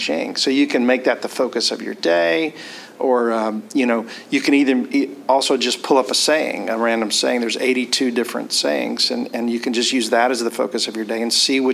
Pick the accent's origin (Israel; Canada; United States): United States; Mobile, Alabama; I was born in Mobile, Alabama, and have very Southern roots